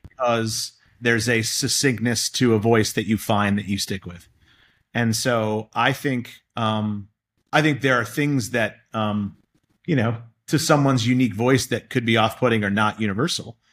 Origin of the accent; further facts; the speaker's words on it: Boston, Massachusetts, United States; I grew up in Boston and I've spent my whole career here